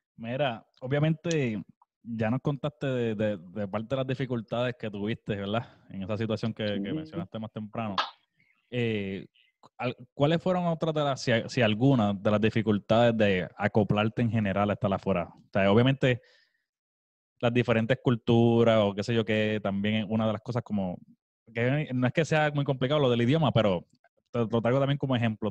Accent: Puerto Rico; moved away as an adult; now in United States

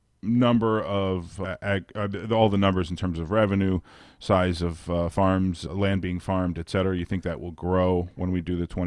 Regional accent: South Florida, United States; when I was a kid growing up in South Florida.

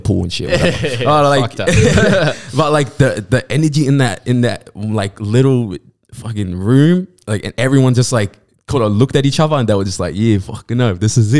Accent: New South Wales, Australia; That's not Inner West. It's like a whole thing. Like, so I grew up in Greater West. We call it Greater West.

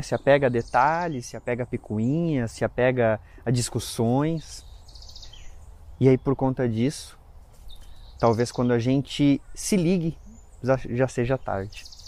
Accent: Lages, Santa Catarina, Brazil; moved away; a gente foi para Lages, né, que é a minha cidade natal

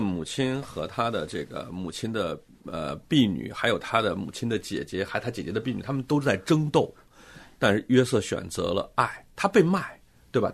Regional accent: China; 我们中国人

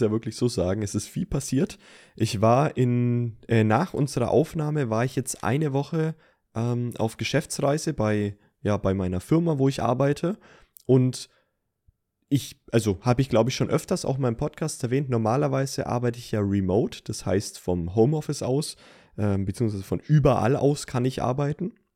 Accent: Franconia, Bavaria, Germany; als Franke hier aus der Gegend

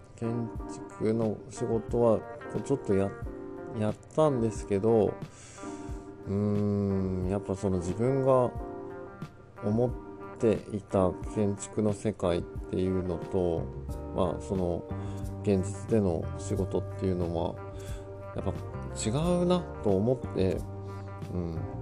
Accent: Kawanishi, Yamagata, Japan; also born or lived in Sendai, Japan / Tokyo, Japan / Kobe, Japan; 子供の頃は、当然、あの、川西町でたくさん遊んではいた

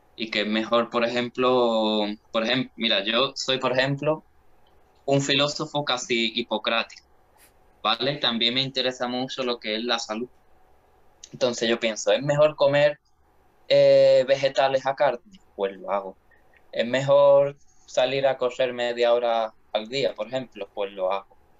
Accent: Jerez de la Frontera, Andalusia, Spain; moved away as an adult; now in Seville, Spain; yo nací en Jerez de la Frontera, ¿vale? Y bueno, soy de allí, ¿no? Se, se me nota mucho el acento

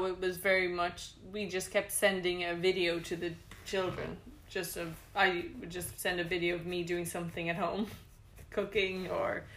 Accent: Ireland; moved away as an adult; now in Bangkok, Thailand; I'm Irish, and I've been living in Bangkok for 6 years.

